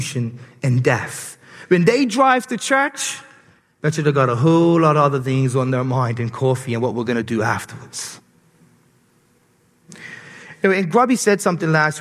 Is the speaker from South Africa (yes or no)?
no; Bermuda; accent: Bermudian; my Bermudian accent